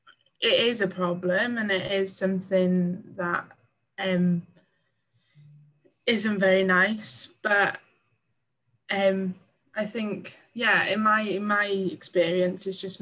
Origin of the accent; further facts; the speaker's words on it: Manchester, North West England, United Kingdom; now in Bala, United Kingdom; Ever since I moved from Manchester to a small town in Bala, in North Wales, Bala.